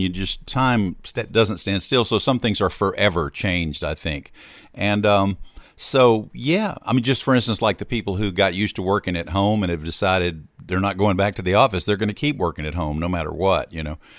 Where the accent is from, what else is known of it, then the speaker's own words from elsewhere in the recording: Hattiesburg, Mississippi, United States; moved away as an adult; also born or lived in Austin, Texas; now in Nashville, United States; I had come back from Austin at one point to my hometown of Hattiesburg, Mississippi